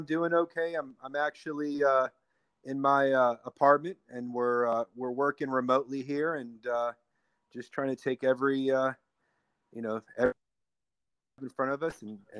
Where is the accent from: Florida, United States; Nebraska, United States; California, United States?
Florida, United States; Gainesville; also born or lived in Williamsburg, Virginia / Tampa area, Florida / Daytona Beach, Florida; now in South Florida, United States; I was born and raised in Gainesville, Florida, which is the home of the University of Florida Gators